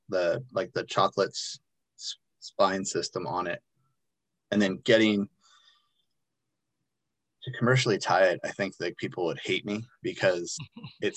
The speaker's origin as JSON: {"language": "English", "town": "Encinitas", "region": "California", "country": "United States", "tie": "born or raised there", "said": "where I grew up in Encinitas, it's North County, San Diego"}